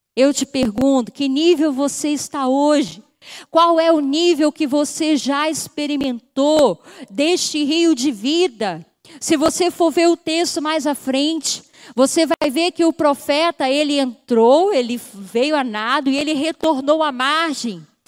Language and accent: Portuguese; Rio de Janeiro, Brazil; moved away; Eu já sou do Rio de Janeiro, sou carioca